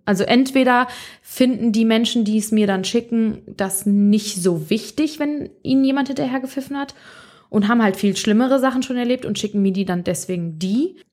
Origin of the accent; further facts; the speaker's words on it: Bonn, North Rhine-Westphalia, Germany; also born or lived in Mainz; ich bin ursprünglich, komme ich aus Bonn. Ich bin mein, also ich bin hier aufgewachsen, bin hier zur Schule gegangen